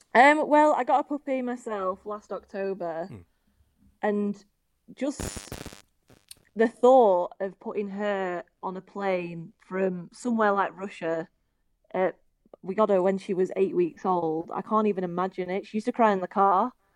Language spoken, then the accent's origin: English; Preston, North West England, United Kingdom; also born or lived in Australia; I'm from Preston in Lancashire